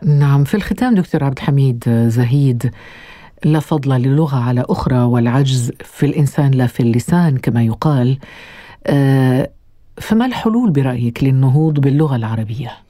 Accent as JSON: {"language": "Arabic", "country": "Algeria", "said": "وانا من الجزائر"}